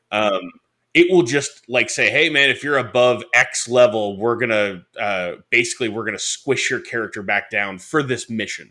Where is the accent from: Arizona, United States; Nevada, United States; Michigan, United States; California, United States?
Michigan, United States; Detroit; I grew up in Detroit